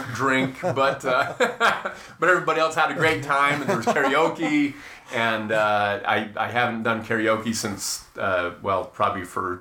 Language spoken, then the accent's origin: English; Salt Lake City, Utah, United States; Growing up in the mean streets of Salt Lake City.